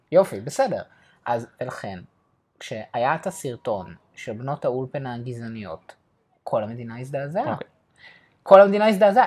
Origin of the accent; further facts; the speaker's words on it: Ramat Gan, Tel Aviv District, Israel; בתור בוגר של תיכון אה, חילוני, ליברלי, למדתי בבליך ברמת גן